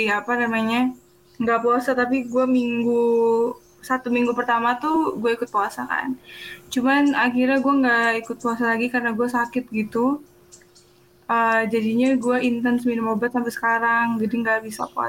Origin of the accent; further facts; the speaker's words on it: Yogyakarta, Special Region of Yogyakarta, Indonesia; gua orang Jog, gua aslinya Jogja. Cuman gua udah nggak mudik